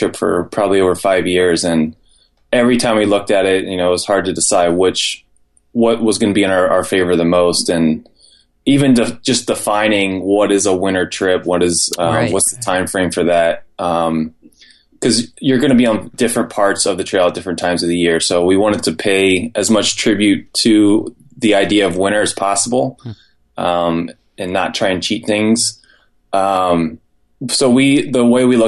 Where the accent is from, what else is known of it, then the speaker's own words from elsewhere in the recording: York, Pennsylvania, United States; being from York, Pennsylvania.